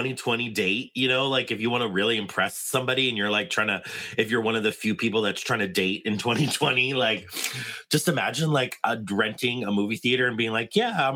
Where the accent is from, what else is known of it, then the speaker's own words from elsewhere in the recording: San Diego, California, United States; I was born in San Diego, and we used to go to the San Diego Zoo.